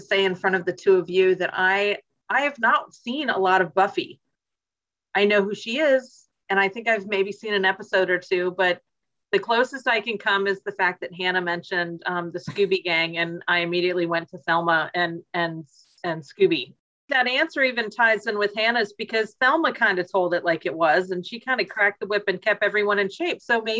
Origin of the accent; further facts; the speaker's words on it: Atlanta, Georgia, United States; And as I was growing up in Atlanta, clearly it was Delta.